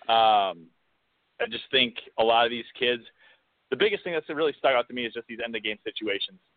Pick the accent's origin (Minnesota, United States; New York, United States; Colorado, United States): Minnesota, United States; Minneapolis; I am from uh, Minneapolis.